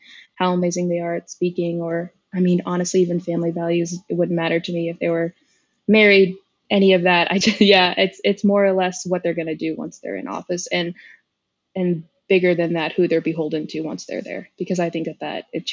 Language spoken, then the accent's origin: English; Arlington, Texas, United States; now in Fort Worth, United States; where I grew up in Arlington was incredibly diverse